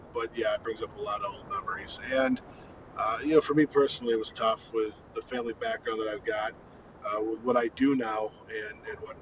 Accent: Iowa, United States; we're from Iowa, and we just came out of winter

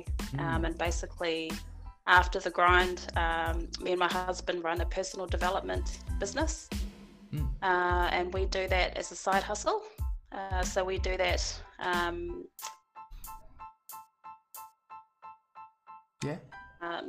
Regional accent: Melbourne, Victoria, Australia; I am from Melbourne, Australia.

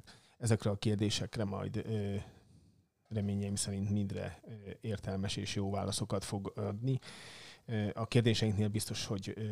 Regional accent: Nyíregyháza, Szabolcs-Szatmár-Bereg, Hungary; born there; now in Szeged, Hungary; Hát tudod, ott születtem már Nyíregyházan, de Szegeden élek továbbra

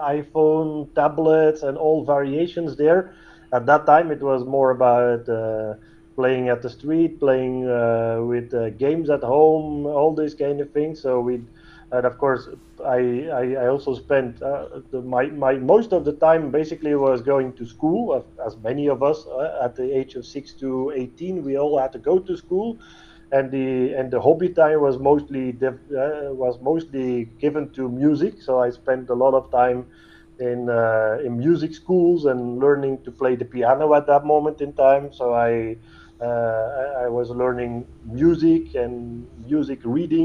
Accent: Antwerp, Flanders, Belgium; also born or lived in Netherlands; I've been born and raised around Antwerp, and did everything over there

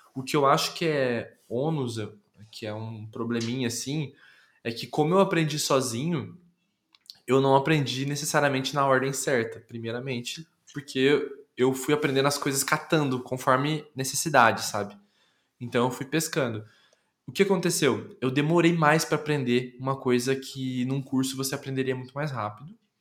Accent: Londrina, Paraná, Brazil; moved away as an adult; also born or lived in São Paulo / Campinas; eu fui criado até os 22 em Londrina

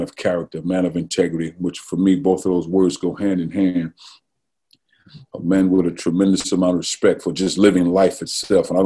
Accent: East St. Louis, Illinois, United States; moved away as an adult; my age and growing up in East St. Louis, it was the best place in the world.

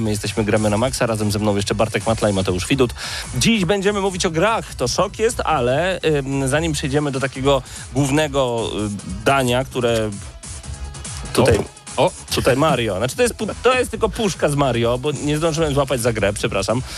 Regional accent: eastern Poland, Poland; also born or lived in Lublin; My jesteśmy z Polski B

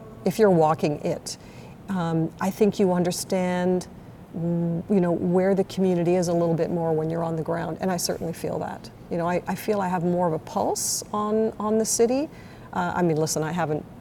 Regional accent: Toronto, Ontario, Canada; moved away as an adult; also born or lived in Montreal; now in West Palm Beach, United States; So I'm originally from Toronto

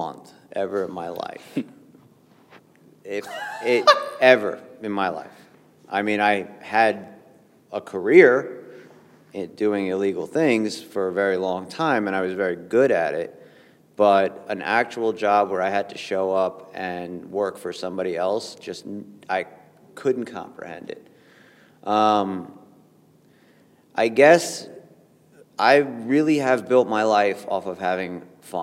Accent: New York, United States; I grew up in New York

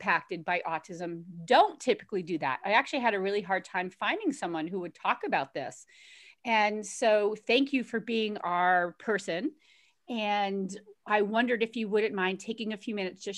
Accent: Boston, Massachusetts, United States; We're both from Boston

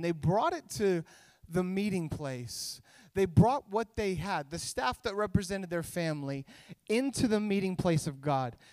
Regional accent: Idaho, United States; moved away as an adult; also born or lived in California; now in Orange County, United States; I was born in California, but when I was a little kid, my parents moved us up to Idaho, and that's where I grew up.

